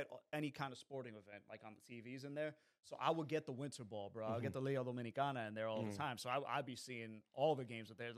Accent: Perth Amboy, New Jersey, United States; So I'm from Amboy. I grew up in Amboy. I lived there for 20 some years.

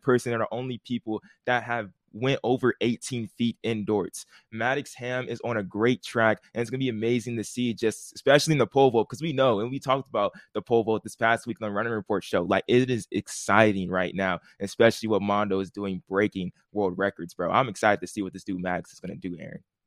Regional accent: Southern California, United States; we are from Southern California

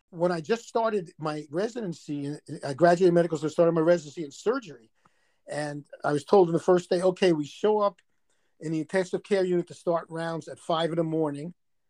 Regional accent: New York City, New York, United States; accent: New York; moved away as an adult; now in Arizona, United States; I'm originally from Brooklyn.

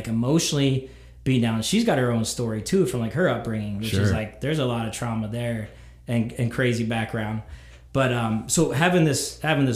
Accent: Columbia, Pennsylvania, United States; I grew up in Columbia, Pennsylvania

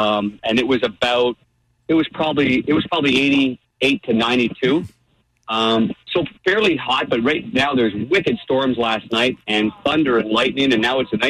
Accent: Midwest, United States; now in St. Louis, United States; when I came from the Midwest where we all had bent grass, where you can take a big divot in the fairway

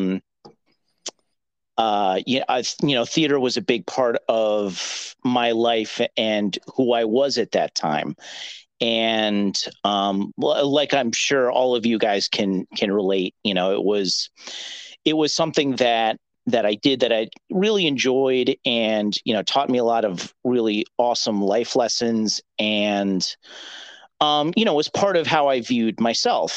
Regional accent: Mid-Hudson Valley, New York, United States; I'm from the Mid-Hudson Valley, where my parents still are

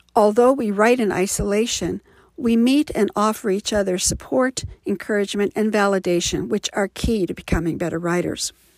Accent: Midwest, United States; now in Livermore, United States; I was raised in the Midwest and currently reside in Livermore, California

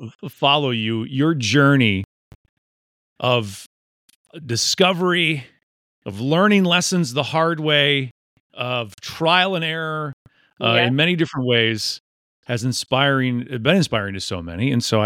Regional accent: Mukwonago, Wisconsin, United States; now in Tennessee, United States; I grew up in Maquonago, Wisconsin.

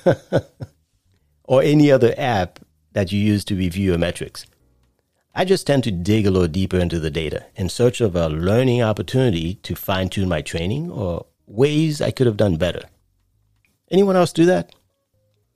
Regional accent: New York City, New York, United States; moved away; I grew up in Brooklyn as a child

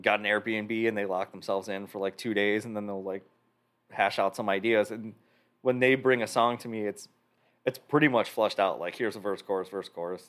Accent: Roselle, Illinois, United States; also born or lived in Chicago; I grew up in Roselle, so I did lessons at Roselle Music.

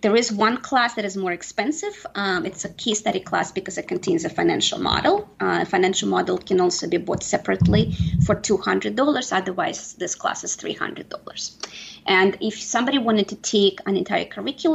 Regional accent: Saint Petersburg, Russia; now in United States; I am an immigrant. Yes, I am originally from St. Petersburg, Russia. I've been here for close to 25 years

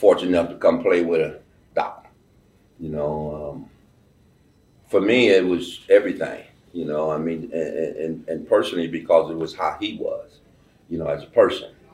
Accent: Detroit, Michigan, United States; moved away; I come from Eastern, man. You know, I come from a big city, Detroit

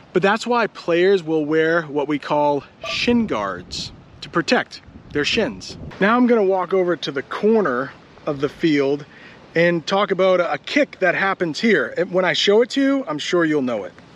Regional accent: United States; I'm an American

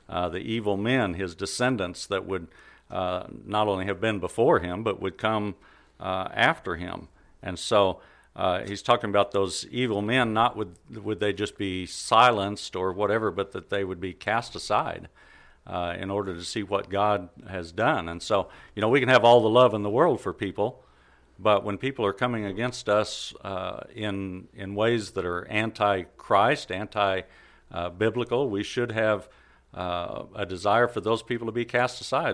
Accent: Carthage, United States; I was born here in Carthage, uh, pretty much raised in the church.

